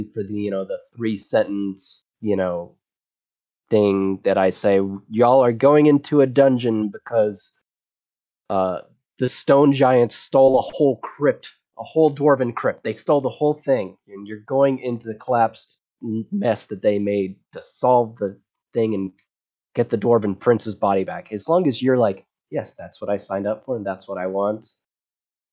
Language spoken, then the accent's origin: English; Texas, United States; I'm from Texas